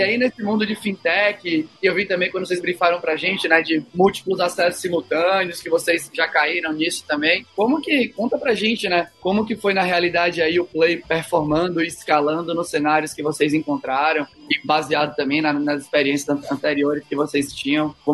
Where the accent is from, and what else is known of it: Salvador, Bahia, Brazil